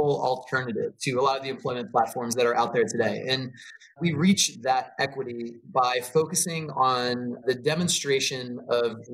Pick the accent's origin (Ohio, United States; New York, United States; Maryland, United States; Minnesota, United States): Maryland, United States; moved away as an adult; now in California, United States; I grew up outside of DC. I grew up in Maryland on the East Coast.